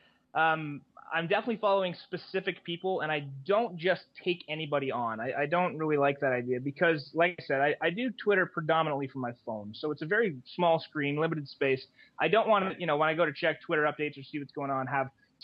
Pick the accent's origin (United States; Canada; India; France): Canada; Being Canadian